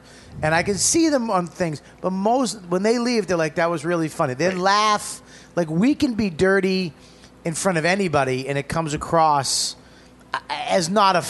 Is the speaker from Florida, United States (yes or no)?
no; Boston, Massachusetts, United States; moved away as an adult; now in New York, United States; But I say I'm from Boston, even though I've been in New York for 15 years.